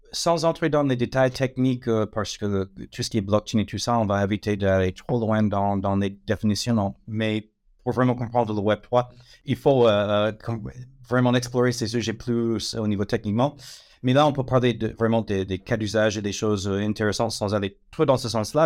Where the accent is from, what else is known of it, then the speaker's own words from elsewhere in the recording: United States; French is a second language; moved away as an adult; now in France; ça fait 18 ans que je suis en France. L'accent, ça ne va pas partir, mais euh, donc je suis américaine d'origine, mais long moment que, je réside en France